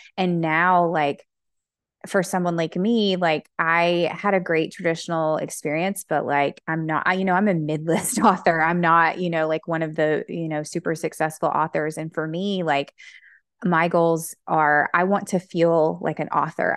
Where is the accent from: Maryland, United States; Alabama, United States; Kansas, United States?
Alabama, United States; I'm from Alabama